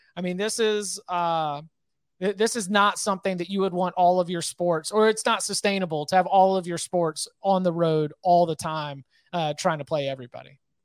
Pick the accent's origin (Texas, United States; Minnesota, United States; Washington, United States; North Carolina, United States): North Carolina, United States; I'm, I'm based in North Carolina. I was born in North Carolina.